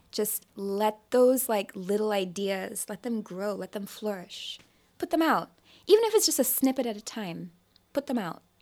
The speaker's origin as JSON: {"language": "English", "country": "Nigeria", "said": "I'm Nigerian"}